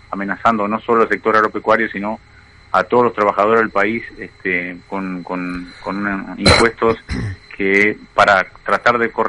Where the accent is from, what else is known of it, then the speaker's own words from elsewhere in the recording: Artigas, Uruguay; Nosotros somos de Artigas, exactamente.